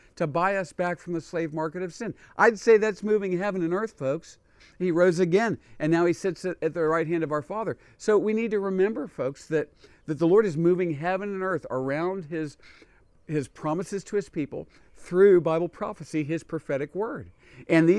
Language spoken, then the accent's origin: English; United States; as a Jewish person, I was born in America, not in Israel